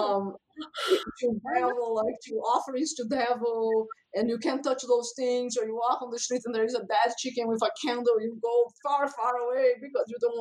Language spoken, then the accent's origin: English; Brazil; moved away as an adult; now in United States; I grew up in Brazil, which is a very, very religious country